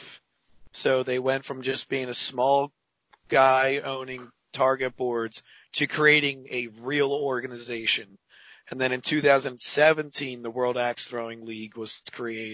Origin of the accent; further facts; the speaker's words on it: Philadelphia, Pennsylvania, United States; I'm from Philadelphia